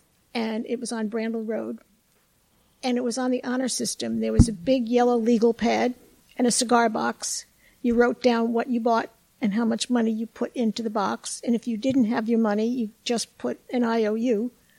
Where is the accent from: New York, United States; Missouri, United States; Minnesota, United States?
New York, United States; Brooklyn; And I came from Brooklyn, so I was absolutely astonished.